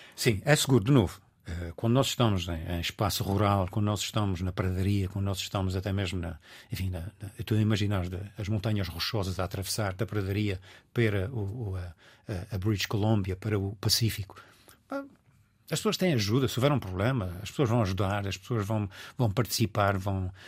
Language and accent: Portuguese; Azores, Portugal; accent: Azorean; also born or lived in Lisbon, Portugal; now in Washington, United States; como açoriano, eu nasci com um pé na água e um pé em terra